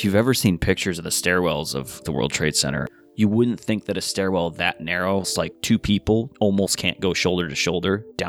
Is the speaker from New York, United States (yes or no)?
yes; New York, United States; you're not used to earthquakes being a New Yorker